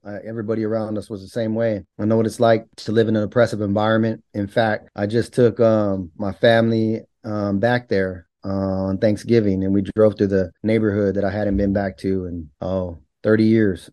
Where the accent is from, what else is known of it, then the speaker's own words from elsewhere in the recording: Bakersfield, California, United States; born and raised in California